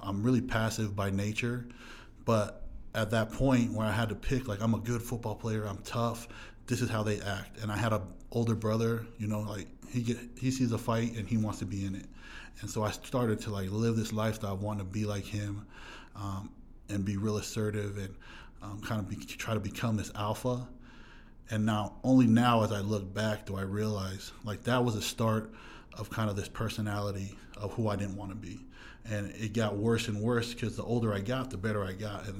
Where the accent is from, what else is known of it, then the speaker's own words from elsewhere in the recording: Huntington Beach, California, United States; I'm from Southern California, Orange County, and then the Fountain Valley, Huntington Beach area, to be exact. That's where I grew up